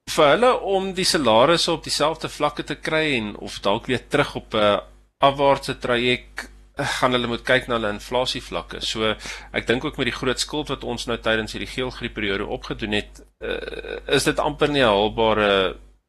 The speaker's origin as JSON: {"language": "Afrikaans", "country": "South Africa", "said": "ek ek is 'n Suid-Afrikaner"}